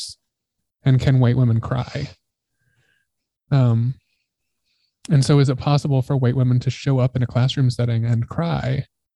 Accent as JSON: {"language": "English", "town": "Grand Junction", "region": "Colorado", "country": "United States", "tie": "born or raised there", "said": "growing up in Grand Junction, Colorado"}